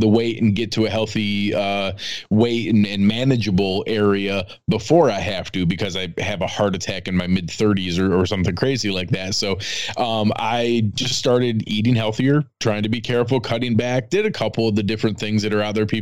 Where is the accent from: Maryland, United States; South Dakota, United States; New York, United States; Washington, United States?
New York, United States; western; moved away as an adult; also born or lived in Cleveland; But grew up in western New York.